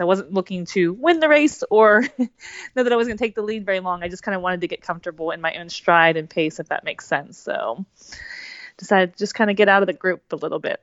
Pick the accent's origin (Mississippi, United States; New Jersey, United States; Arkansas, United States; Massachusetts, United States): New Jersey, United States; I'm from New Jersey